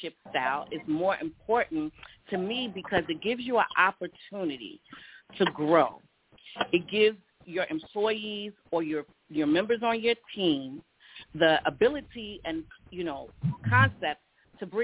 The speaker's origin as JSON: {"language": "English", "town": "Hempstead", "region": "New York", "country": "United States", "said": "I'm from Hempstead, New York."}